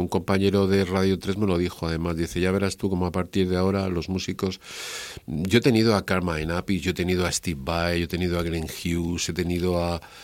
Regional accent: Spain; soy un periodista español

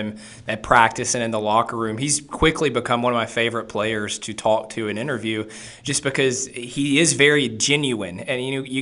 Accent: Tennessee, United States; Will and I are we're from Tennessee

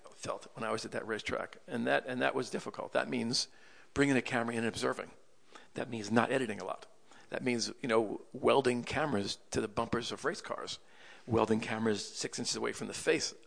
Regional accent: Freeport, New York, United States; moved away as an adult; also born or lived in Manhattan; when I was growing up in Long Island as a little boy, from when I was 4 years old until when I was 18 years old

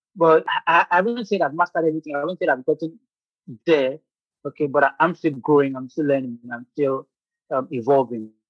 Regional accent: Nigeria; moved away as an adult; now in Ukraine; I'm a Nigerian medical illustrator

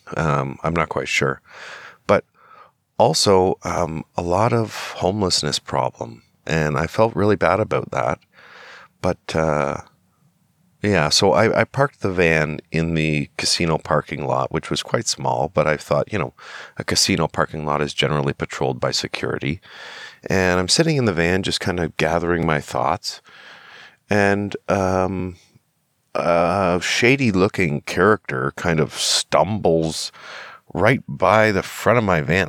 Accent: Canada; I'm a Canadian citizen

